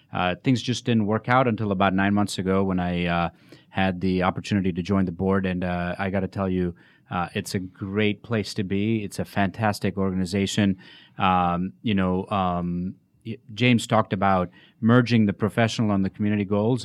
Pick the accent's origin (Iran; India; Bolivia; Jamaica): India; moved away as an adult; also born or lived in Chicago, United States; now in Atlanta, United States; I was born and raised in India. I came here when I was twenty-three